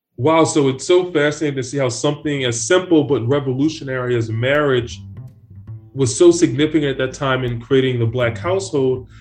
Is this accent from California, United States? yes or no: no; Philadelphia, Pennsylvania, United States; now in New York, United States; I'm a 3L at Columbia Law School from Philadelphia, Pennsylvania.